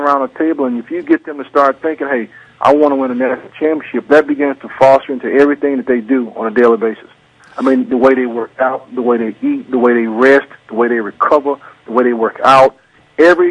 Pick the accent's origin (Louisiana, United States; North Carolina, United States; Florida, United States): North Carolina, United States; I'm from North Carolina.